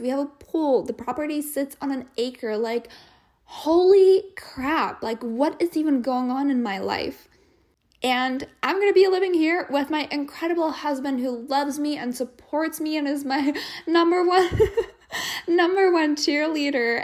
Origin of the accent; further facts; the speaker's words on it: Czechia; moved away as an adult; also born or lived in Wichita Falls, Texas, United States; now in United States; I came from the Czech Republic, or Czechia, as they call it these days. I grew up there. I was there until I was twenty-three or twenty-four, and then I came to the U S